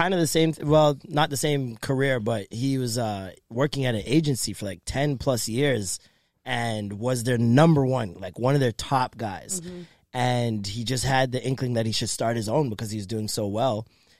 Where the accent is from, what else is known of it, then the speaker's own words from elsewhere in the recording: Jamaica; We're Jamaican. We never are.